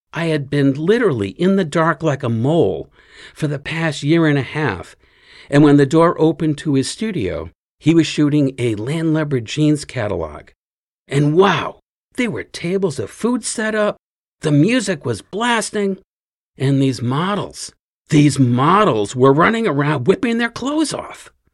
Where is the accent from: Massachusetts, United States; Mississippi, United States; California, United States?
Massachusetts, United States; Fall River; grew up in Fall River, just a little ways west of Cape Cod